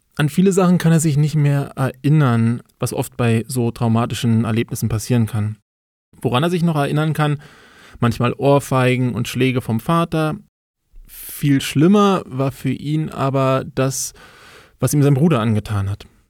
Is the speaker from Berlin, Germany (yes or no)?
yes; Berlin, Germany; Also ich bin in Berlin aufgewachsen